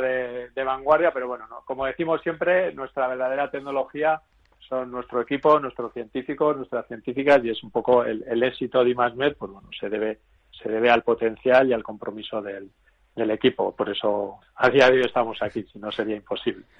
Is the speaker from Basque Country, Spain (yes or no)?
yes; Vitoria-Gasteiz, Basque Country, Spain; yo soy de Vitoria